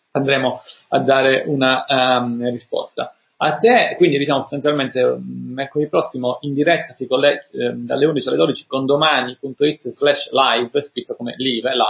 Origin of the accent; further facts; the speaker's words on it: Calabria, Italy; accent: Calabrian; sono calabrese, si sente il mio accento diciamo simile a quello di Alberto.